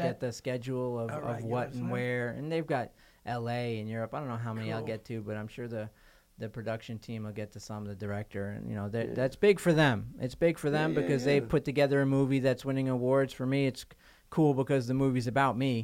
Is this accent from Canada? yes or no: no; Port Washington, New York, United States; I'm from Port Washington, Long Island